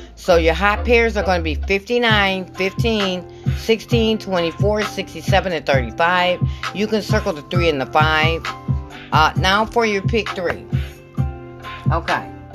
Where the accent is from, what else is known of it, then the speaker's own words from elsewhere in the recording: Michigan, United States; I'm from Michigan